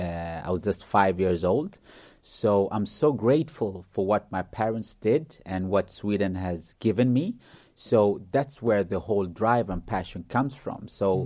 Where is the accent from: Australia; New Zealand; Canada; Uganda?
Uganda; born there; He's from Africa. I was born in Uganda and he's also from Africa.